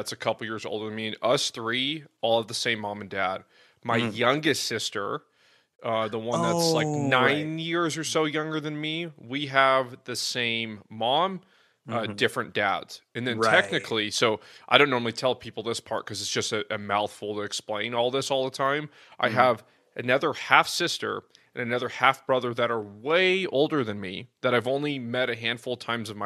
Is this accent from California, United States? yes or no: yes; San Jose, California, United States; I was born in San Jose